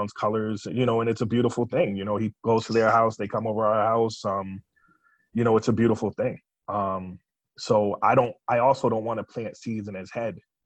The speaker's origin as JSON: {"language": "English", "town": "Boston", "region": "Massachusetts", "country": "United States", "tie": "born or raised there", "said": "I grew up in Boston"}